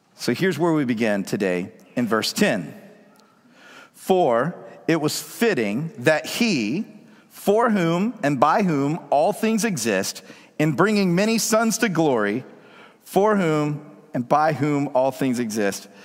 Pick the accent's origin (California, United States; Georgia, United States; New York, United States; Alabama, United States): Georgia, United States; Woodstock; now in Seattle, United States; I grew up in Georgia, out in the country, in a rural town called Woodstock.